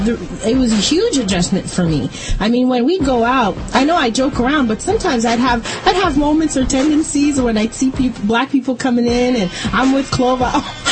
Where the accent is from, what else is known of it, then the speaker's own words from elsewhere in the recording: Montreal, Quebec, Canada; I grew up in Quebec and Montreal, and it was really racist and it was really ignorant.